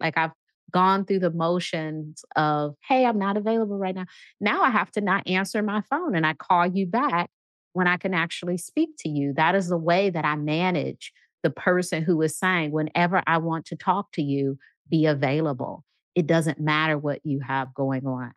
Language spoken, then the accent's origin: English; Midwest, United States; I'm from the Midwest, so I say movies